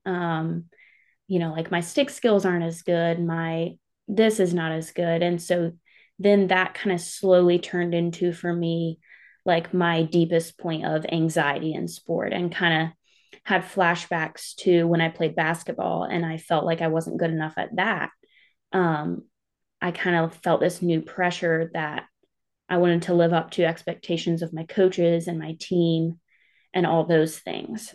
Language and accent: English; Clover, South Carolina, United States; I'm from a small town called Clover. It's in South Carolina. Um, I've grown up there most of my life